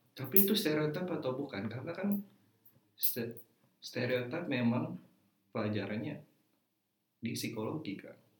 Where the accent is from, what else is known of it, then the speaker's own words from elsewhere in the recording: Java, Indonesia; saya ini backgroundnya orang Jawa